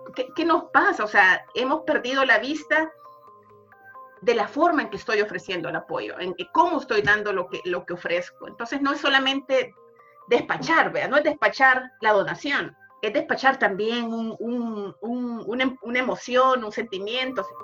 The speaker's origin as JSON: {"language": "Spanish", "country": "El Salvador", "moved": "as an adult", "lives_now": "Henderson, United States", "said": "Soy salvadoreña, vivo en Henderson, Hendersonville desde hace aproximadamente seis años"}